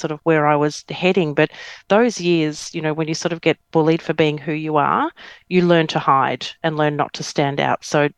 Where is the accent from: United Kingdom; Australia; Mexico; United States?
Australia; Victoria; also born or lived in Melbourne / Geelong / Wangaratta; Well, I grew up in country Victoria. So I was born in Melbourne. My dad worked with the bank. So we did a lot of moving. So we went Melbourne, then we went Geelong, then we went Wangaratta, and then we move